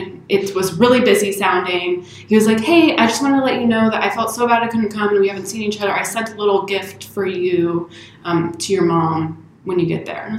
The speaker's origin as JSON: {"language": "English", "region": "Indiana", "country": "United States", "said": "I'm from Indiana."}